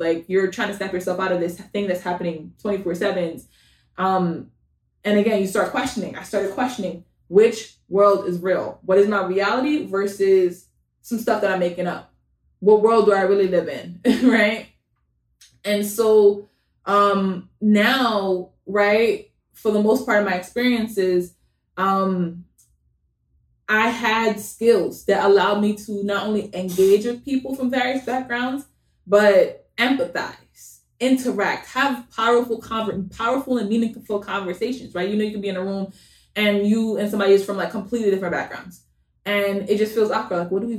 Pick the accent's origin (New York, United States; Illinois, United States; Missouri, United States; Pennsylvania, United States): New York, United States; Bronx; also born or lived in Jamaica / Long Island; I was born in Jamaica. Most of my life I spent in the Bronx. I lived in Long Island for a good amount of time too. Like, where am I from?